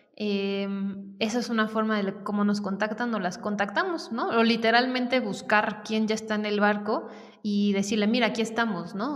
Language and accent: Spanish; Querétaro, Mexico; also born or lived in Mexico City; yo soy queretana y mm, pues estudié acá eh, toda mi, digamos, educación básica.